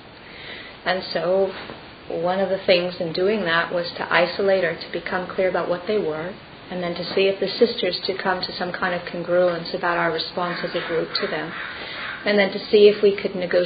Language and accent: English; California, United States; moved away; also born or lived in England / Colorado Springs; I was born in California